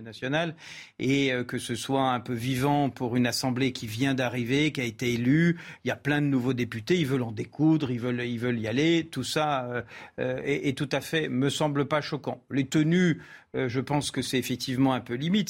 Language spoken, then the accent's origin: French; France; Je suis français